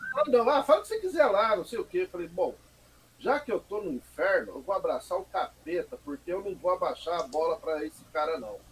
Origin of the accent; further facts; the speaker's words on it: Mogi das Cruzes, São Paulo, Brazil; Eu nasci aqui mesmo, Mogi das Cruzes, cara. Né? Sou mogiano da Gema